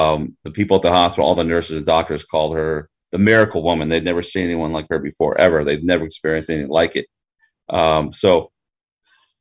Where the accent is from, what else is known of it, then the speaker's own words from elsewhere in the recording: Maryland, United States; moved away as an adult; also born or lived in Washington, District of Columbia, United States; now in Huntington Beach, United States; I grew up in Maryland.